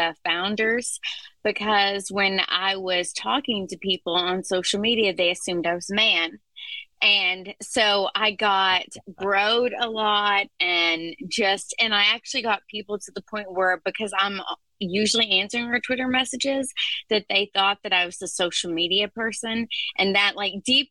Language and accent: English; Lexington, Kentucky, United States; We are from Lexington, Kentucky, which is, you know, technically my hometown.